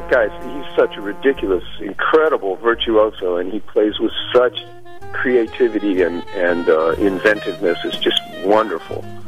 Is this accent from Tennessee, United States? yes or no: no; Chicago, Illinois, United States; also born or lived in New York City / Long Island; now in Stony Brook, United States; I was born in '52, and I grew up in Chicago in Hyde Park, which is the community on the south side where the University of Chicago is.